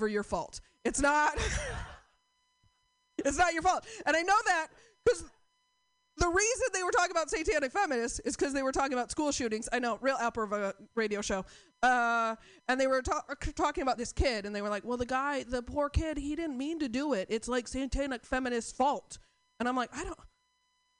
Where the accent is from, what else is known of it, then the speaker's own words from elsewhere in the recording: Portland, United States; I'm from Portland